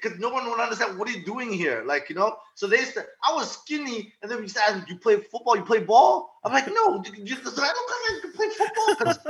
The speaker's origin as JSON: {"language": "English", "country": "DR Congo", "tie": "born there", "said": "So I was born in Zaire, uh-huh. and then which is now called the Congo. I'm actually from Rwanda. My family's Rwandese, right?"}